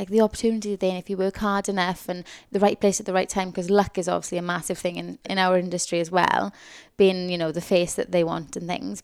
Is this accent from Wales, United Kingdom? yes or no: yes; Tonypandy, Wales, United Kingdom; moved away; I'm from Tonopah-Andy, which is a place in the South Wales Valleys, where I loved, I love growing up there